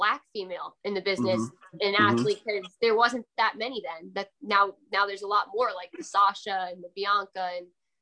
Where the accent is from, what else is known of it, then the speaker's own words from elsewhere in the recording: South Carolina, United States; moved away as an adult; also born or lived in New Jersey; now in Orlando, United States; I'm from South Carolina because that's where I really was raised and grew up my whole life